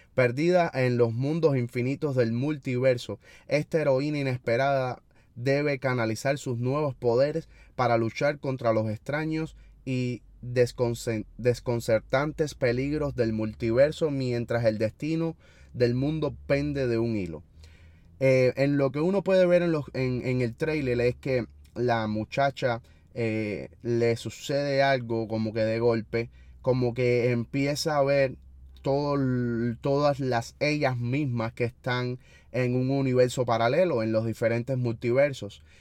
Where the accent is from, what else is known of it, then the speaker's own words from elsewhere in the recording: Cuba; nosotros los cubanos